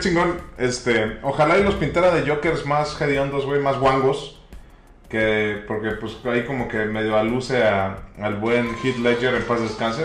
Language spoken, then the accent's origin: Spanish; Tampico, Tamaulipas, Mexico; es de mi tierra